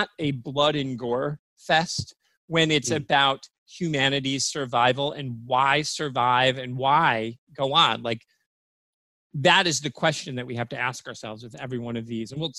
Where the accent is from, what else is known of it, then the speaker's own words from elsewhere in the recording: Michigan, United States; now in Florida, United States; my home state of Michigan